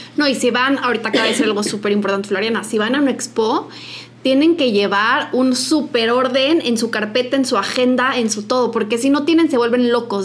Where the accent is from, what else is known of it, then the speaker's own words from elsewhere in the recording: Mexico; nosotras que somos mexicanas